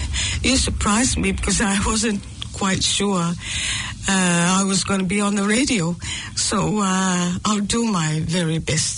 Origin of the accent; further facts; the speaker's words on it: American Samoa; born there; Although I was born in American Samoa during the war.